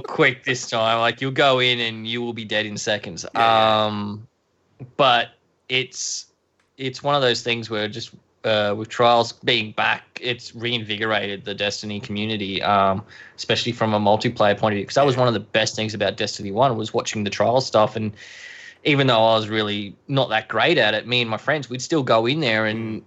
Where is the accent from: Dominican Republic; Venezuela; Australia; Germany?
Australia; Queensland; I'm from Queensland